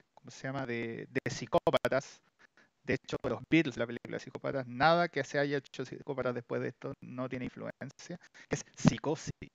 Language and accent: Spanish; Chile; somos de Chile